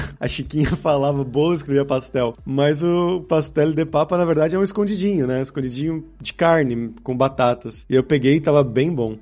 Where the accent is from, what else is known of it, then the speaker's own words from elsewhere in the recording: Santo André, São Paulo, Brazil; ali em Santo André, onde eu cresci